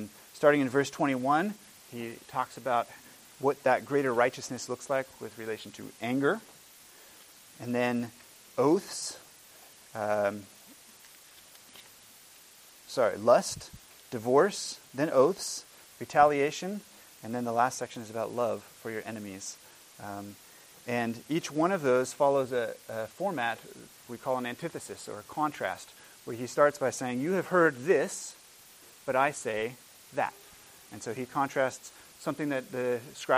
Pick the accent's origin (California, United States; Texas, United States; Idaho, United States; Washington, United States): Washington, United States; when I was a boy growing up in Washington State